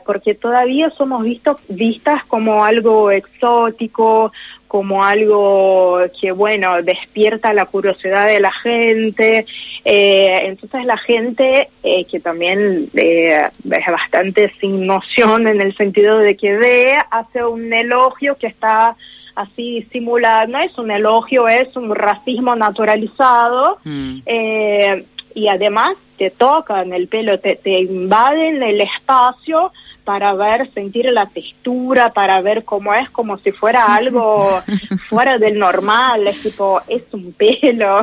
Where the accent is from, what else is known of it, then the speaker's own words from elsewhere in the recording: Brazil; yo soy de Brasil